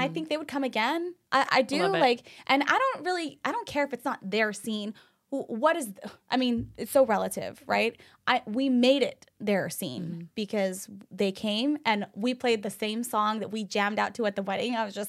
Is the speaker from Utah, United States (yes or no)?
yes; Utah, United States; moved away; you know, I'm from Utah. We have a very different taste in music.